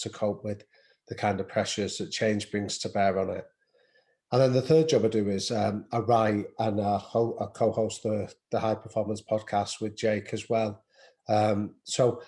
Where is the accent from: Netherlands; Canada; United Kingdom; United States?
United Kingdom; Manchester, North West England; I grew up in North Manchester